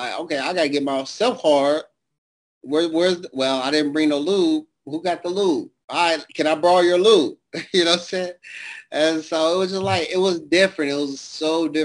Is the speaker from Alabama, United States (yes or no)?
no; Detroit, Michigan, United States; also born or lived in Savannah, Georgia; growing up in Detroit was rough